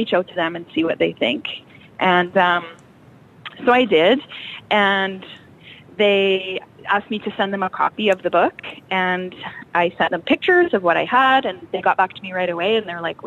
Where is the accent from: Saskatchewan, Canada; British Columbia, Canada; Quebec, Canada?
Saskatchewan, Canada; Cabri; also born or lived in Kindersley, Canada / Abbey, Canada; I actually grew up in Cambry. This is my hometown